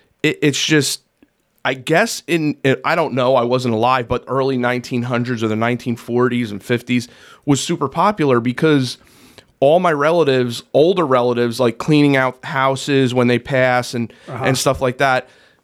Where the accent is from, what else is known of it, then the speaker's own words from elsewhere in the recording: New Jersey, United States; moved away; Growing up in New Jersey, I remember being in middle school